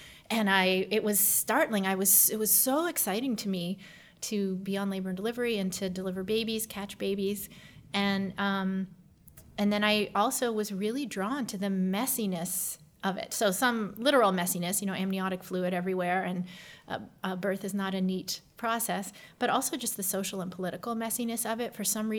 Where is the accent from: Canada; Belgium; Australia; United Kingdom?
Canada; moved away as an adult; now in United States; I am Canadian originally, born to American parents who happened to be living in Canada at the time, or my mother anyway. And I grew up there until college